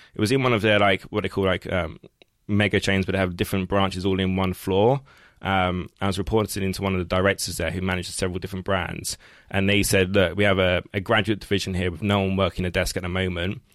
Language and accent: English; London, United Kingdom; growing up in East London, not far from here, it's like working class